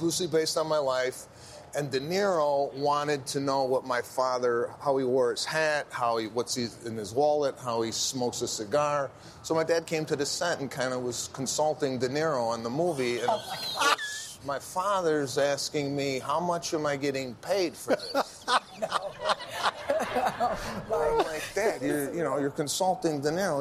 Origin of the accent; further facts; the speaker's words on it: Chicago, Illinois, United States; I'm from Chicago